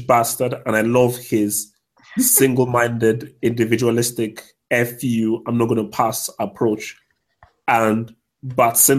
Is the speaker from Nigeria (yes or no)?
yes; Nigeria; moved away; growing up in Nigeria, he looks like a lot of guys that I knew back in Nigeria.